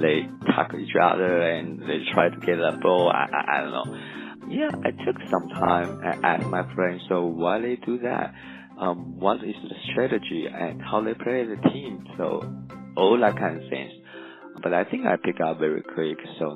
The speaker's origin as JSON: {"language": "English", "country": "Taiwan", "also_born_or_lived": "Japan / Mississippi, United States", "second_language": "English", "moved": "as an adult", "lives_now": "Tuscaloosa, United States", "said": "I'm from Taiwan originally, but I'm half Taiwanese and half Japanese. So I pretty much live in Taiwan, Japan for like 10 years."}